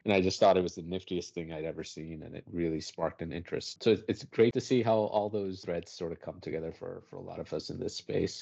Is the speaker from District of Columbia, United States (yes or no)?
yes; Washington, District of Columbia, United States; now in New York, United States; I grew up around D C